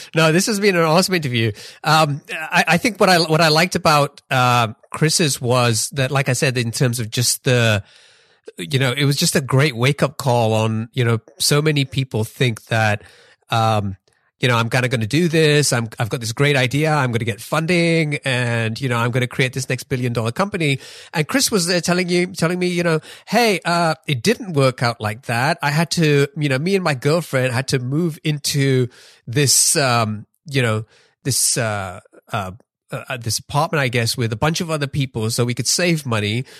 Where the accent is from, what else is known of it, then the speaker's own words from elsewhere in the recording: England, United Kingdom; moved away; I grew up in England